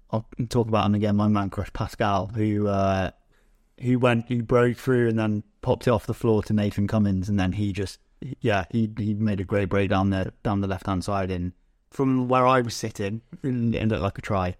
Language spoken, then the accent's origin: English; England, United Kingdom; as an English person